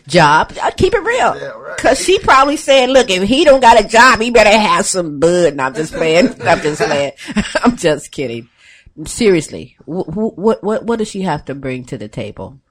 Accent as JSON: {"language": "English", "region": "Ohio", "country": "United States", "moved": "yes", "said": "we're from Ohio. We left Ohio"}